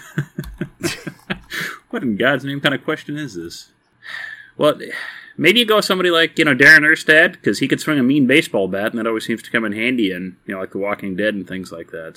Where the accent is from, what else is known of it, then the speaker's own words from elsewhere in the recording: Texas, United States; moved away; I am from Texas originally.